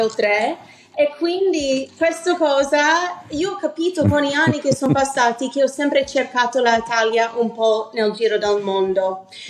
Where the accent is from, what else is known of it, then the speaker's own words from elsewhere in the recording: New Haven, Connecticut, United States; first language English; Italian is a second language; moved away as an adult; also born or lived in New York; now in Milan, Italy; essendo italo-americana, crescendo in America